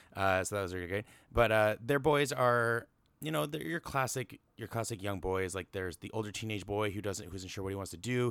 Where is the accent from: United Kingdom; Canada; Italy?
Canada; I'm Canadian